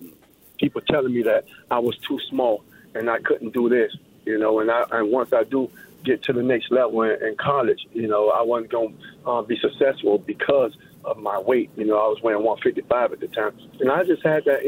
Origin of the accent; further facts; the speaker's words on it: Miami, Florida, United States; I was from Miami. I was a Miami kid